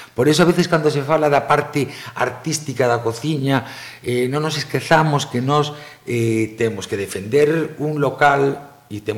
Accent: O Grove, Galicia, Spain; also born or lived in Switzerland; son do Grove e, e o que me dá o meu povo non me dá ningún outro lugar

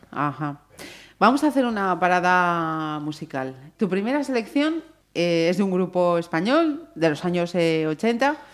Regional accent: Vigo, Galicia, Spain; Nací en Vigo en el año 45.

